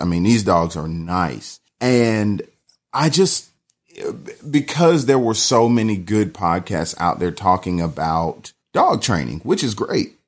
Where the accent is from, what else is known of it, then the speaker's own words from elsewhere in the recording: Atlanta, Georgia, United States; also born or lived in Riverdale, Georgia; I'm from, born and raised in Atlanta